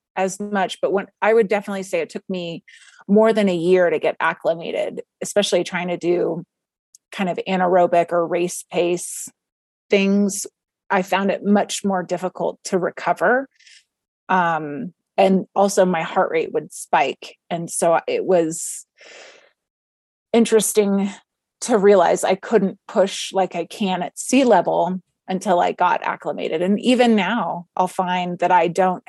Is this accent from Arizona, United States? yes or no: no; Texas, United States; moved away as an adult; also born or lived in Palo Alto, California; now in Vail, United States; I was born in Texas and then lived there the majority of my life